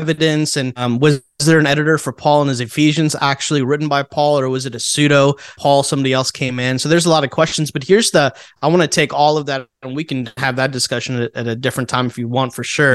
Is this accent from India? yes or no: yes; India; moved away; I'm Indian from India